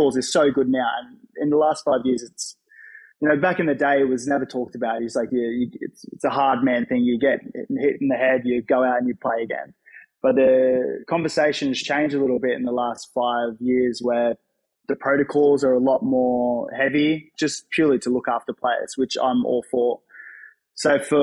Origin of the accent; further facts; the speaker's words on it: Gold Coast, Queensland, Australia; I grew up on the Gold Coast